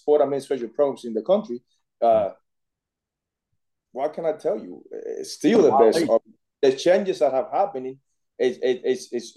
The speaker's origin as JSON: {"language": "English", "country": "Cuba", "tie": "born or raised there", "moved": "as an adult", "lives_now": "United States", "said": "I was born in Cuba. I came to the States when I was 18 years old"}